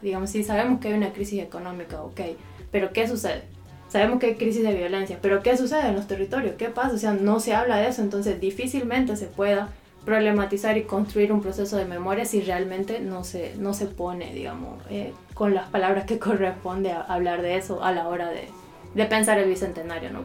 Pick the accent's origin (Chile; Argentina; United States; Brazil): Argentina; moved away; also born or lived in Central America